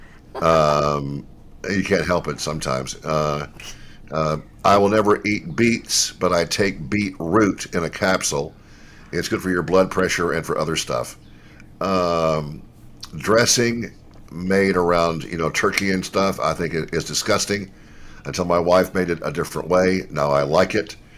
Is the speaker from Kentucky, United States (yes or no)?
yes; Louisville, Kentucky, United States; now in Memphis, United States; it was in Louisville, where I, where uh, I was born